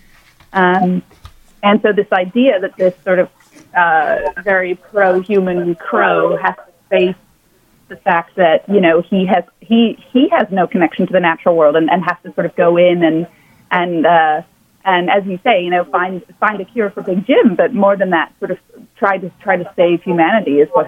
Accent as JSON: {"language": "English", "region": "Dubai", "country": "United Arab Emirates", "tie": "born or raised there", "also_born_or_lived": "Jakarta, Indonesia", "said": "Yeah, I grew up in, mostly Asia and the Middle East."}